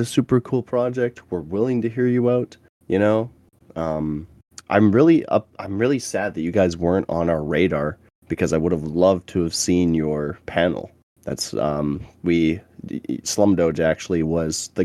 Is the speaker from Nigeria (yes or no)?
no; Canada; I was from Canada